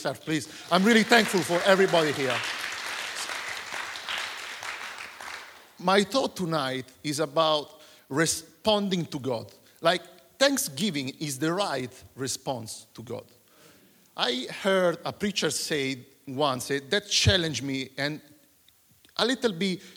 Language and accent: English; Italy; moved away as an adult; now in Surrey, United Kingdom; I'm from Italy.